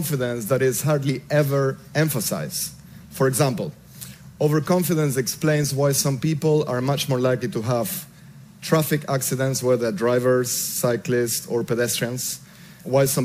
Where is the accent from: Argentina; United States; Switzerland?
Argentina; I grew up in Argentina